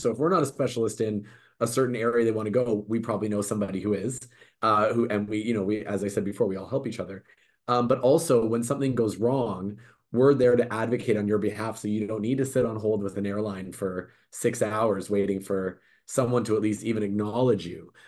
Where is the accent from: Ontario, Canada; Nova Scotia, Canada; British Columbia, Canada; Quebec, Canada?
British Columbia, Canada; Vancouver; I was born and raised in Vancouver